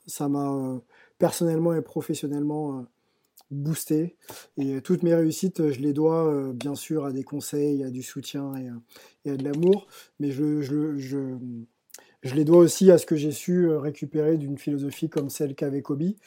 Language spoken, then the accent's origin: French; France; j'ai grandi en France